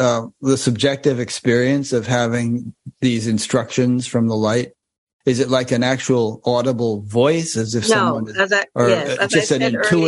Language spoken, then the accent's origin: English; Connecticut, United States; I grew up in Connecticut